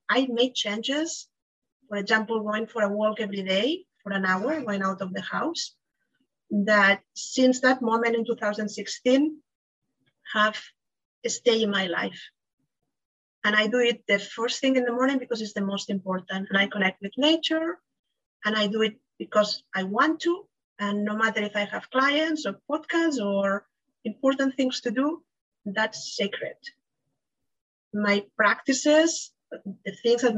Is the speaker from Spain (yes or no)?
yes; Spain; now in Miami, United States; I'm from Spain.